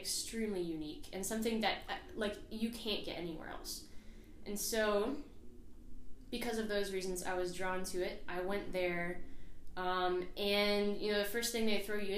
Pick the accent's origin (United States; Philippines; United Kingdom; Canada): United States; Austin, Texas; moved away as an adult; also born or lived in Wyoming; born and raised in Austin, Texas.